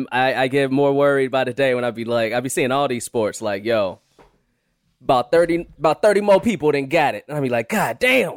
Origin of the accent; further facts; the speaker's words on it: Chicago, Illinois, United States; I was born and raised in Chicago